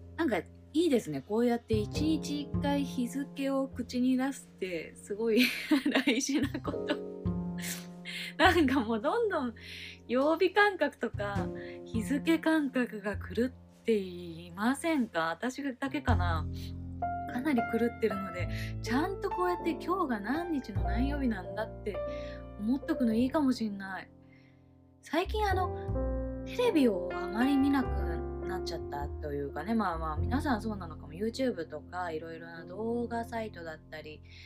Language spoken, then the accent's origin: Japanese; Oshima, Tokyo, Japan; moved away; 私はですね離島出身でして伊豆大島っていうあの東京都の下の方にある島の出身なんですけれども